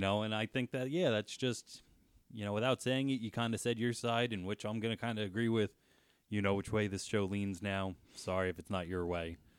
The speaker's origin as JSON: {"language": "English", "region": "New Jersey", "country": "United States", "said": "I'm from New Jersey"}